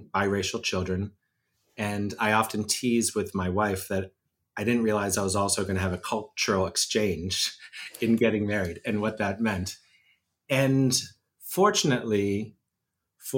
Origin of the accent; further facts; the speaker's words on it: Pittsburgh, Pennsylvania, United States; I'm a Western Pennsylvania kid, which matters because I'm coming to you from Pittsburgh, Pennsylvania, which is my hometown